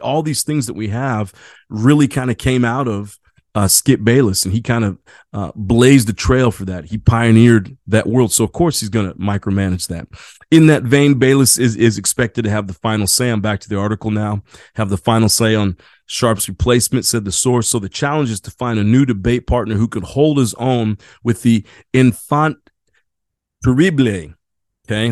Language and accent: English; Indiana, United States; now in San Diego, United States; I grew up in Indiana